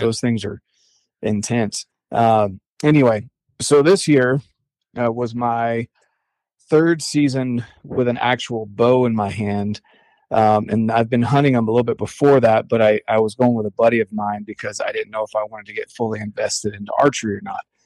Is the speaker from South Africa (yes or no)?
no; North Carolina, United States; also born or lived in Cherry Point, North Carolina; now in Utah, United States; I'm originally from North Carolina